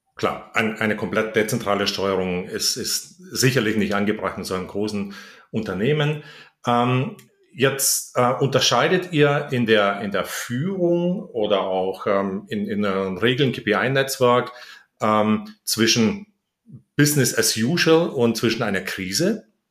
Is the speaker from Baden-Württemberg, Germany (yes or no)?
yes; Heidenheim, Baden-Württemberg, Germany; in Heidenheim, meine Heimatstadt